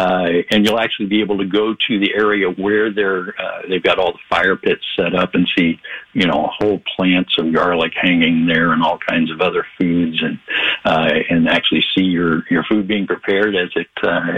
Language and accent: English; Howard Lake, Minnesota, United States; my hometown here, Howard Lake